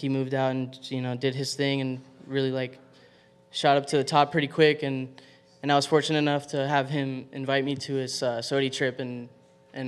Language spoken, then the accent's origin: English; Boca Raton, Florida, United States; also born or lived in Miami, Florida; I actually grew up in Boca Raton